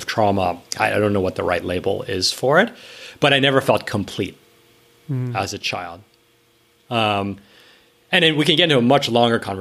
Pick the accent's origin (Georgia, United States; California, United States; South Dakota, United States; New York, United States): New York, United States; I grew up in New York, it was lower middle class